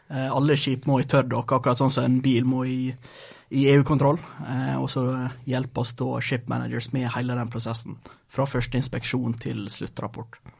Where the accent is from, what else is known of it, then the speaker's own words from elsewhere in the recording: Brattvåg, Møre og Romsdal, Norway; also born or lived in Sweden / Rogaland; Eh, ja, jeg er født i Sverige, altså flytta til Norge da jeg var ti. til Rogaland, da, vel merke så jeg snakka jo først en annen type dialekt. Eh, når jeg var 13, så, kom det, så flytta til Brattvågen.